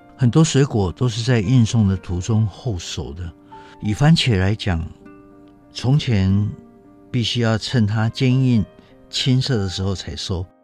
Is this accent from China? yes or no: no; Taiwan; 我们台湾人